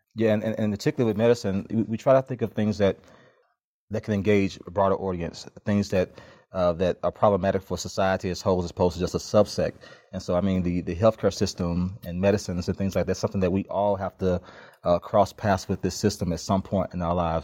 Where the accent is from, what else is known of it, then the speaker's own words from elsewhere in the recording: Memphis, Tennessee, United States; also born or lived in Chattanooga; now in Atlanta, United States; I grew up in Memphis